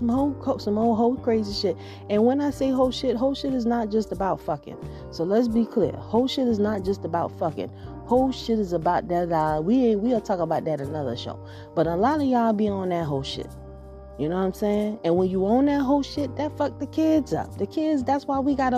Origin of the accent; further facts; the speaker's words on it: Georgia, United States; I grew up in Georgia